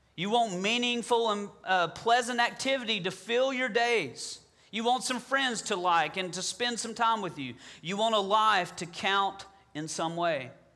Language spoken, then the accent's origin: English; Southern, United States; accent: Southern; my Southern accent